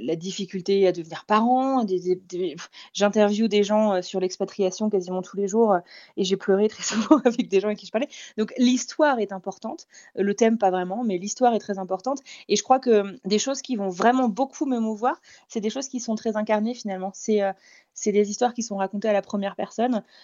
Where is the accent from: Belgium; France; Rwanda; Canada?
France; moved away; je suis française moi-même